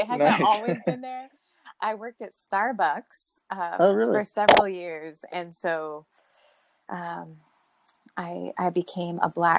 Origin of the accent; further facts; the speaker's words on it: Northern California, United States; moved away as an adult; now in Atlanta, United States; I'm from Northern California.